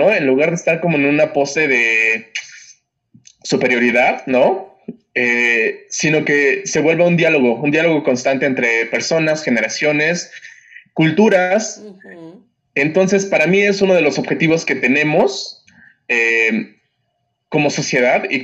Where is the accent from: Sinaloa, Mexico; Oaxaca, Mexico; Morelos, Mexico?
Oaxaca, Mexico; moved away; also born or lived in Mexico City; yo vengo de Oaxaca y, y quizás son un poquito pretencioso, pero, pero ser de Oaxaca sí marca, marca bastante.